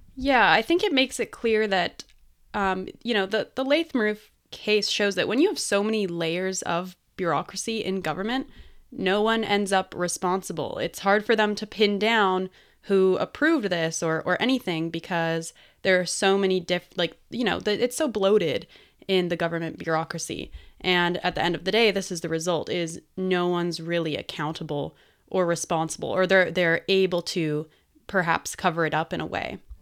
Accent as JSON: {"language": "English", "region": "British Columbia", "country": "Canada", "said": "I'm a British Columbian"}